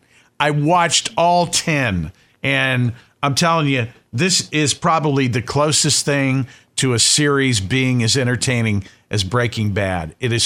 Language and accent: English; North Carolina, United States; I grew up in North Carolina. If that makes me a hillbilly, then I am a certified tar hillbilly.